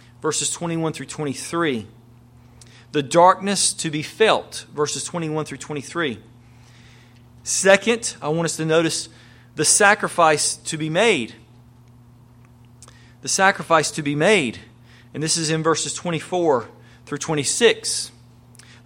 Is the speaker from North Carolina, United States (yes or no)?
yes; North Carolina, United States; moved away; back home to where I grew up in North Carolina, out in the middle of the country